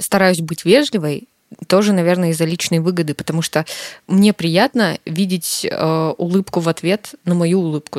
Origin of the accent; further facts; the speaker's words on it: Karaganda, Karaganda Region, Kazakhstan; в Караганде, в моем родном городе